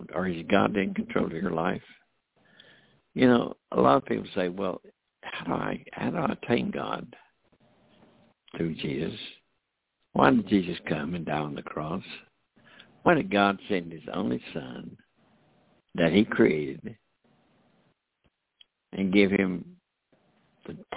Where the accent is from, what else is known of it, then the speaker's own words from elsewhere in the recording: United States; I'm an American. You know, Americans, our country, United States of America